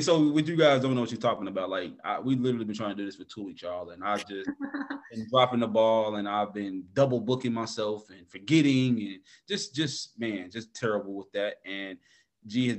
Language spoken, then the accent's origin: English; the South, United States; We down south